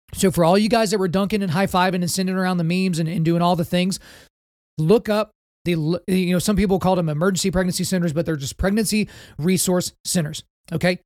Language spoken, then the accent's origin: English; Oklahoma, United States; my home state of Oklahoma